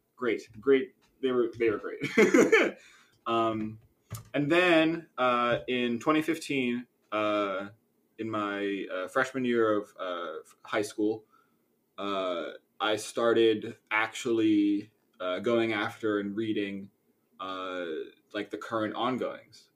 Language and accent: English; Philadelphia, Pennsylvania, United States; I am from the Philadelphia area.